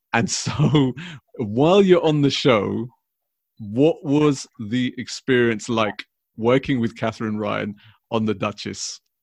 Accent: London, United Kingdom; growing up in London, obviously throughout my whole life

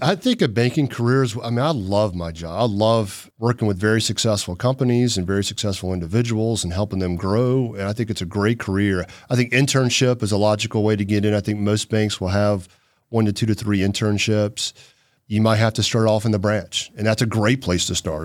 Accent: Chattanooga, Tennessee, United States; also born or lived in North Carolina; we were in Farrington Forest off Boy Scout Road out in Hickson

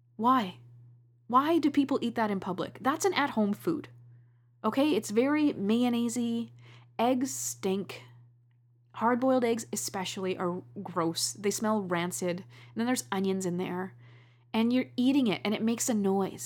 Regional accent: Canada; I love being Canadian.

